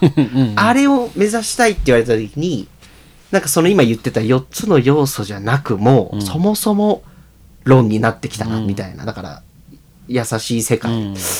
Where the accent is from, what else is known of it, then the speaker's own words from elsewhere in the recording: Tokyo, Japan; moved away as an adult; now in Nagano, Japan; 東京で育って生まれて